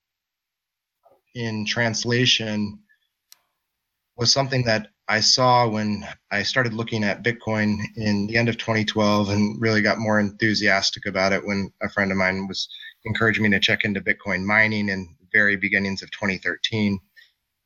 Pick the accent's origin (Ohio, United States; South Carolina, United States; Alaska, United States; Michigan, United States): Alaska, United States; Anchorage; I come from Anchorage, Alaska, where I'm originally from.